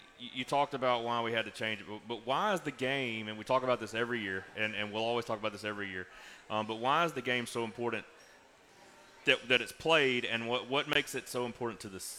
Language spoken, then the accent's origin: English; Laurel, Mississippi, United States; I'm from Laurel, as you said, Laurel. That's how we say it.